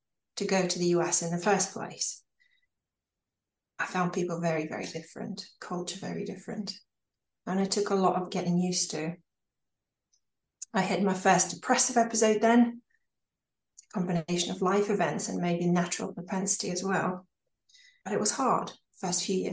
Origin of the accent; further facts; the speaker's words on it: Ukraine; moved away as an adult; also born or lived in United States; I was born in Ukraine, and I left at the age of 19